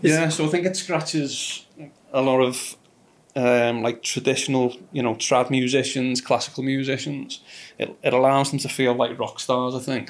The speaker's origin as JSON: {"language": "English", "town": "Liverpool", "region": "North West England", "country": "United Kingdom", "accent": "Scouse", "said": "I'm from Liverpool"}